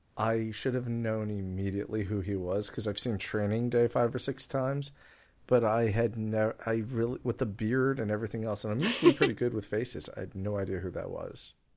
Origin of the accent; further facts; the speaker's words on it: Long Island, New York, United States; My hometown, Long Island, New York